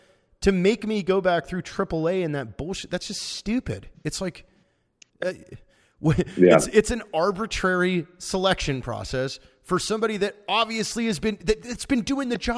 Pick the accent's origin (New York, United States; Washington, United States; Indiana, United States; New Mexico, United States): Washington, United States; I'm from Washington State